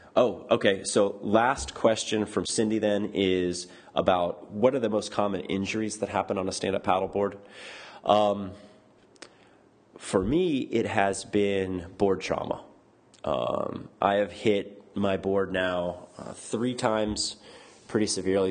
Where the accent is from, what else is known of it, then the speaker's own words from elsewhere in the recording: Florida, United States; moved away; I grew up in Florida